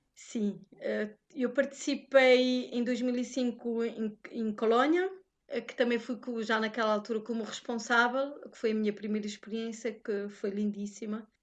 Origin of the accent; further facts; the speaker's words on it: Portugal; now in Luxembourg; eu, que sou portuguesa